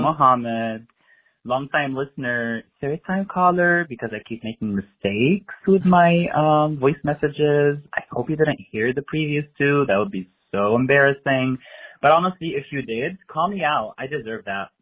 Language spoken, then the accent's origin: English; Tunisia; moved away as an adult; also born or lived in Beirut, Lebanon; now in Philadelphia, United States; I wasn't born in the Middle East. I was born in North Africa, Tunisia.